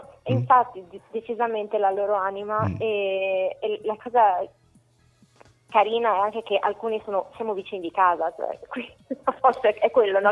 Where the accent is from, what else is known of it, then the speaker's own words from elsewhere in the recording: Italy; moved away as an adult; now in United States; Sono partita dalla, dall'Italia dove ho studiato comunque, ho fatto il mio biennio in conservatorio, sono andata in orchestra per anni